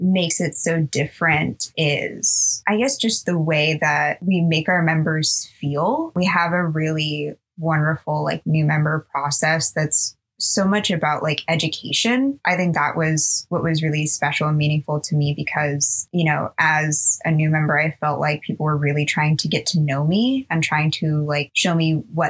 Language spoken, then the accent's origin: English; Oceanside, California, United States; I grew up in Oceanside, California